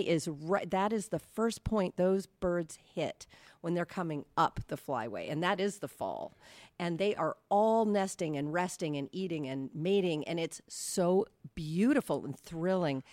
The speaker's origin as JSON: {"language": "English", "region": "California", "country": "United States", "tie": "born or raised there", "moved": "yes", "said": "I grew up in California watching, um, Jersey Shore on T V"}